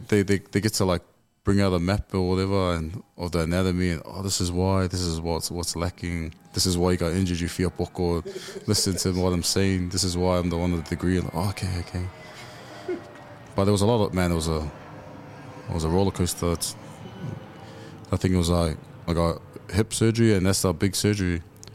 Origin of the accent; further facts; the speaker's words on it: Auckland, New Zealand; I'm the same as everyone used to play footy when I was from West Auckland. We played the South Side.